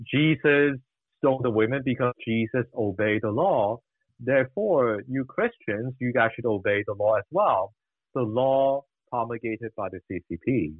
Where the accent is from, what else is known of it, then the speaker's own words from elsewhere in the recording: Hong Kong; when I grew up in Hong Kong, back in the 90s, I was a teenager